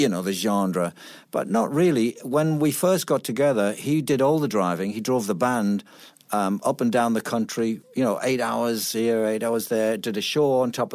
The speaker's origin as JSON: {"language": "English", "town": "Middlesbrough", "region": "North East England", "country": "United Kingdom", "moved": "yes", "said": "I'm from Middlesbrough, which is a town in the northeast."}